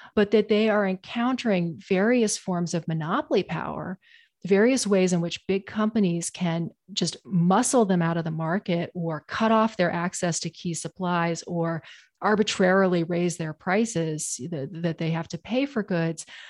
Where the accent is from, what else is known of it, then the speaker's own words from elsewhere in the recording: Portland, Maine, United States; I grew up in Portland, Maine, um, in the nineteen eighties and nineties